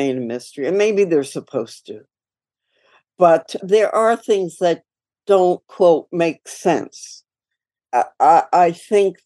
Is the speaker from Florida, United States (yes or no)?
no; New York City, New York, United States; I grew up in New York City, and I grew up in Queens